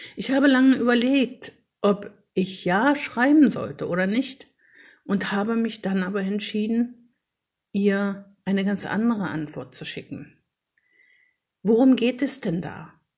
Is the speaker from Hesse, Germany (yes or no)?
no; Paderborn, North Rhine-Westphalia, Germany; in meiner Heimatstadt, also in Paderborn, wo ich jetzt lebe